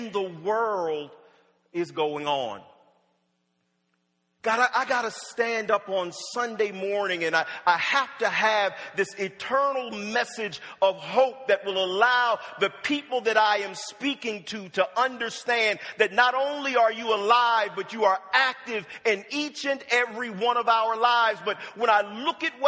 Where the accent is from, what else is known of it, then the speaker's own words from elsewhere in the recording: Wilmington, Delaware, United States; also born or lived in Norfolk, Virginia; I was born in Norfolk, Virginia, and my parents moved to Wilmington, Delaware when I was about 5